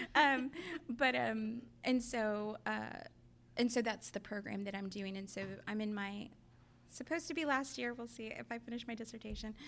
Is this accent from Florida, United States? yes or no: no; Raymondville, Texas, United States; now in Austin, United States; I'm from Raymondville, which is a tiny town in Willacy County, Texas, down south.